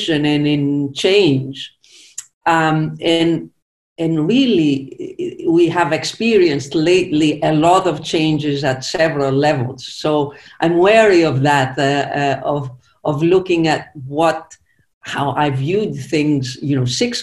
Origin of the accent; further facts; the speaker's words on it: Zakynthos, Ionian Islands, Greece; English is a second language; I actually was born on the island of Zakynthos, which is part of the Ionian Islands between Greece and Italy.